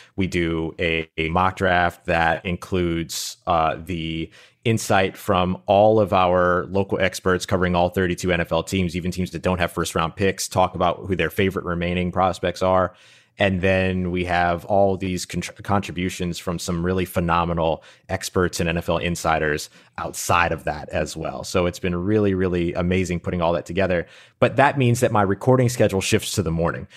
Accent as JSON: {"language": "English", "town": "New Orleans", "region": "Louisiana", "country": "United States", "tie": "born or raised there", "said": "I grew up in New Orleans, Louisiana"}